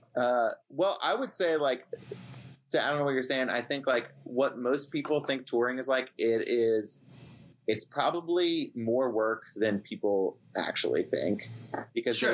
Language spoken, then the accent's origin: English; Ohio, United States; us growing up in Ohio or li- still living in Ohio